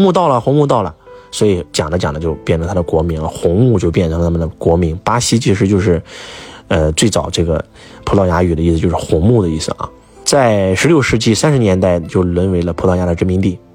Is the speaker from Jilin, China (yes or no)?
no; Henan, China; 我们河南人